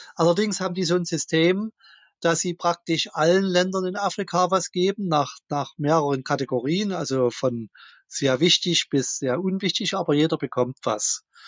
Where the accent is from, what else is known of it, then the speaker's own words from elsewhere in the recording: Dresden, Saxony, Germany; ich komme aus Dresden. Hier ist auch mein Wahlkreis